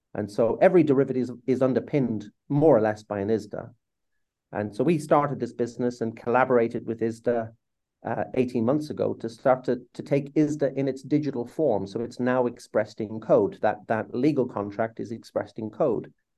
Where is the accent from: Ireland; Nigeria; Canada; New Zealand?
Ireland; as an Irishman